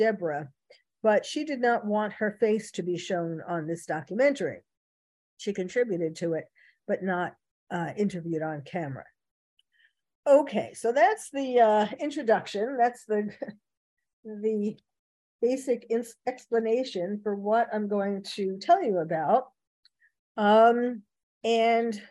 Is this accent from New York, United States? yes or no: yes; New York City, New York, United States; now in California, United States; I was originally born and bred in New York City